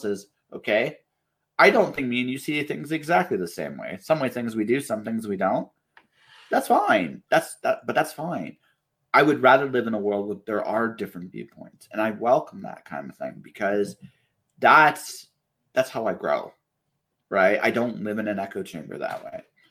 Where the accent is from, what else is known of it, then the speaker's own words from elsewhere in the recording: Canada; I'm a Canadian